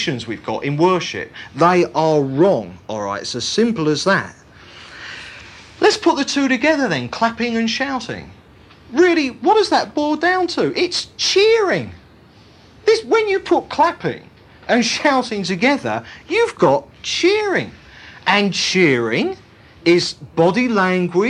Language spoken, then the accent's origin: English; United Kingdom; all our British reserve and inhibitions